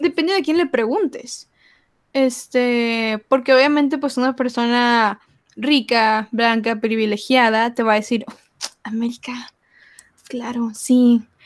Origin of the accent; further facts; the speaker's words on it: Mexico; todos somos mexicanos, todos somos latinos